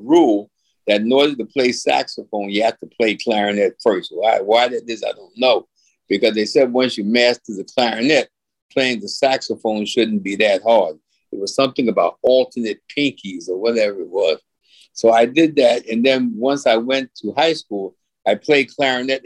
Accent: New York City, New York, United States; now in Queens, New York, United States; I'm originally... from Brooklyn, New York. I'm living in Queens now

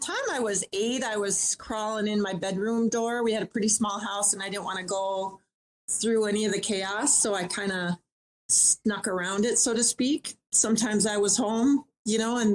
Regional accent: Minnesota, United States; Born and raised in Minnesota

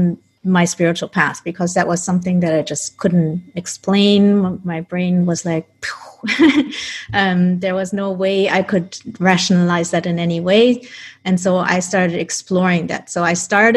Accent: Germany; also born or lived in Colombia; I was adopted when I was a baby by my parents who are Dutch, and then I grew up in Germany

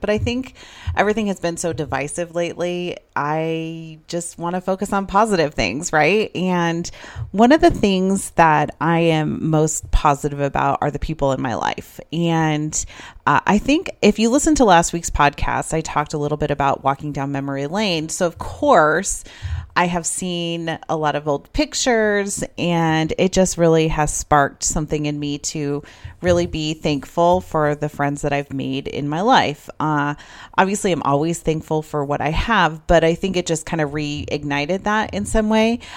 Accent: Idaho, United States; moved away as an adult; also born or lived in Arizona; I moved from Idaho to Arizona, started school at N A U

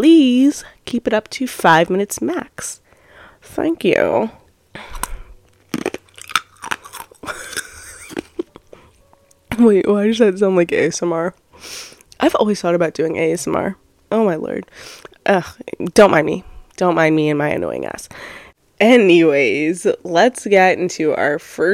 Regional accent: Long Island, New York, United States; I'm from Long Island, New York

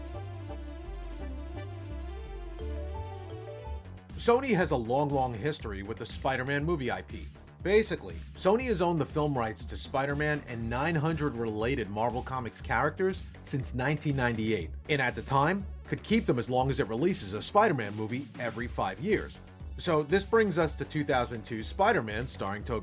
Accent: New York City, New York, United States; I grew up in New York City in the 70s and 80s

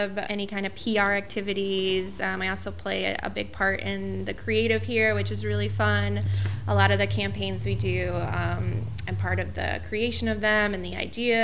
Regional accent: Chicago, Illinois, United States; moved away as an adult; now in Los Angeles, United States; Born and raised in Chicago

